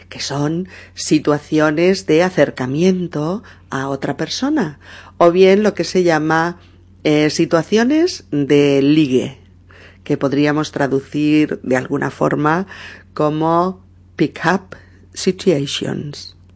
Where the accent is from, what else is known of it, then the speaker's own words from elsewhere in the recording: Seville, Andalusia, Spain; accent: Sevillian; Que soy sevillano, ¿eh? por mi acento.